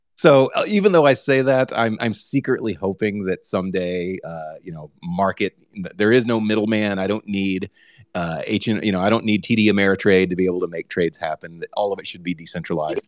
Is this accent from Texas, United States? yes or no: yes; Texas, United States; now I am from Texas